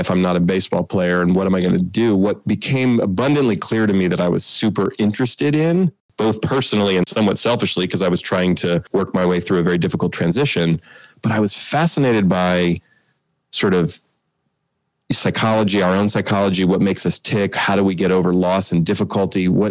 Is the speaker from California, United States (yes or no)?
yes; Oakland, California, United States; also born or lived in Marin County; I grew up in the Bay Area in Oakland. Actually, we live in Marin County now